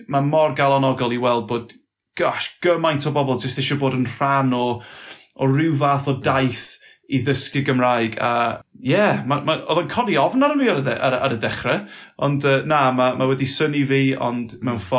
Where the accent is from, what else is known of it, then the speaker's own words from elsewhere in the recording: Flintshire, Wales, United Kingdom; first language English; Welsh is a second language; also born or lived in Aberystwyth; tyfu fy ni yn, yn hen Sir Flint yma, coed llai oedd enw'r y, y, pentre, ac eto oedd y ambell i berson yn siarad Cymraeg, ond oedden ni ddim yn siarad Cymraeg yma nhw, uh, ond oedd ddim Cymraeg yn y teulu